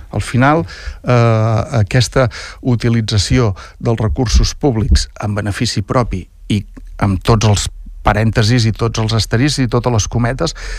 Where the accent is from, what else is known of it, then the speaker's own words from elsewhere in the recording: Lloret de Mar, Catalonia, Spain; la sort que tenim els lloretencs